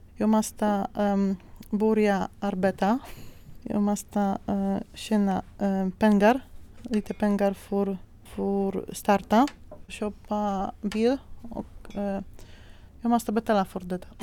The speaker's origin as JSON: {"language": "Swedish", "country": "Poland", "second_language": "Swedish", "moved": "as an adult", "lives_now": "Sweden", "said": "jag kommer från Polen"}